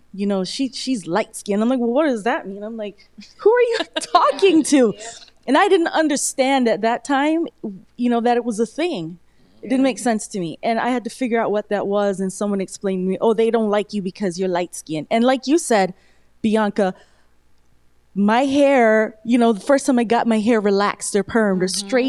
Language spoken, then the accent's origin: English; United States; born there; as a black woman in America, you know, and I was born in America